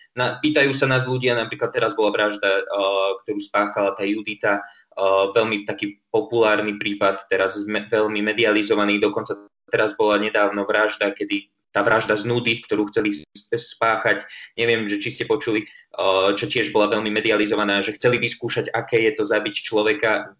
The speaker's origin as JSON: {"language": "Slovak", "town": "Trenčín", "region": "Trenčín Region", "country": "Slovakia", "said": "ja som Trenčan pôvodom"}